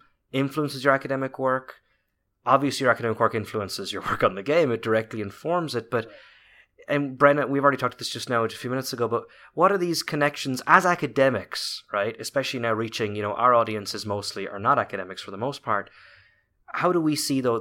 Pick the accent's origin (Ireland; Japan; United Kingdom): Ireland; now in United States; being Irish teaching in America